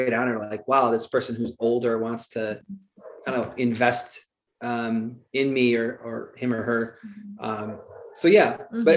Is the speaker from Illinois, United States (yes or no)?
yes; Wheaton, Illinois, United States; moved away as an adult; also born or lived in Malaga, Spain / Champaign, Illinois; I grew up in Wheaton, Illinois